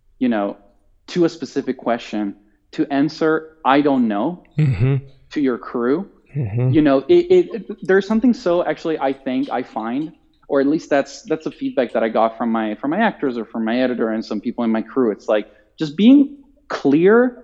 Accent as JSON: {"language": "English", "country": "Italy", "second_language": "English", "moved": "yes", "said": "I'm Italian and like, you know, my accent is generally pretty good"}